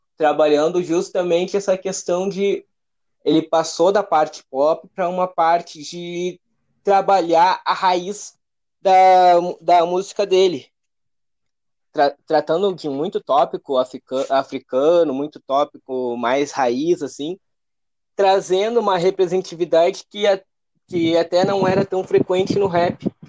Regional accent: Alvorada, Rio Grande do Sul, Brazil; Alvorada do Rio Grande do Sul, a parte ali de grande é, região metropolitana de Porto Alegre.

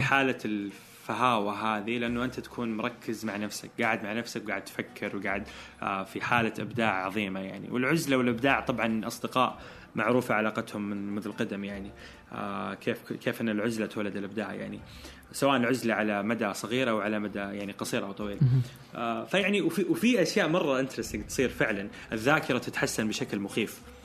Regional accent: Eastern Province, Saudi Arabia; moved away as an adult; now in Jeddah, Saudi Arabia; انتقلت من مدينتي كنت عايش مع اهلي وطلعت من بيتي ورحت جده كنت في الشرقيه

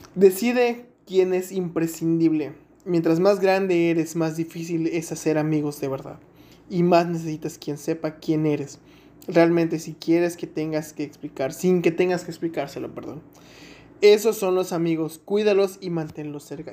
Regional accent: Mexico; como buen mexicano

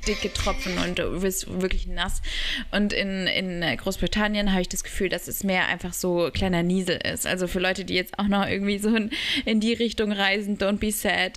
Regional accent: Berlin, Germany; ich wurde auch in Berlin geboren bin da aufge also ich bin nicht wirklich aufgewachsen, aber ähm, Teil meiner Kindheit

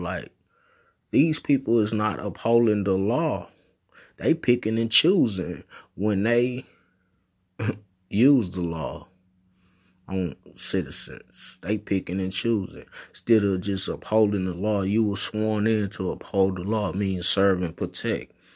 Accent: United States; I was born in America. So I'm a American citizen

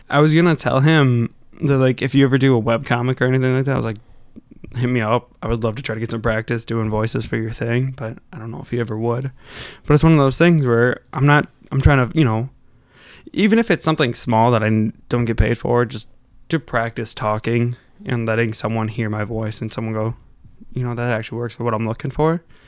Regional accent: Wisconsin, United States; accent: Wisconsin; I've noticed with Wisconsin accents too, is we really kinda slur our talk

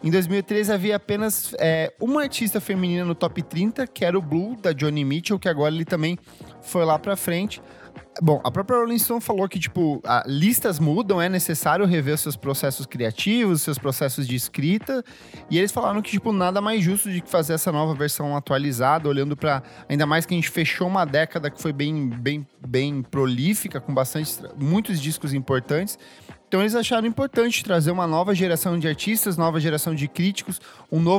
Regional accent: Brazil; a gente é brasileiro

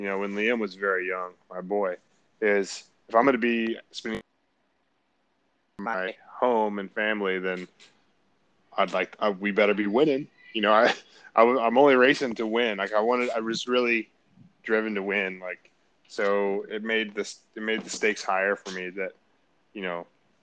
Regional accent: Marietta, Georgia, United States; I grew up in Marietta, Georgia, and we had good mountain bike trails right outside of my neighborhood where I grew up

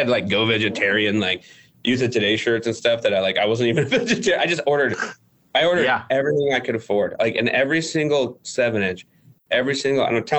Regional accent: California, United States; my parents are from California. I'm from California.

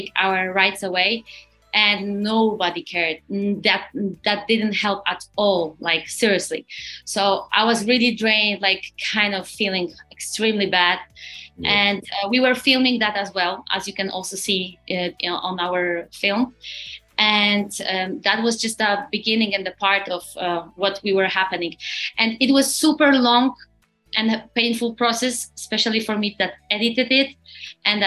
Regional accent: Poland; we come from Poland

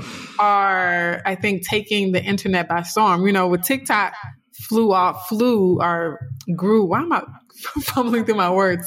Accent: South Louisiana, United States; a dark skinned, you know, black girl growing up in South Louisiana

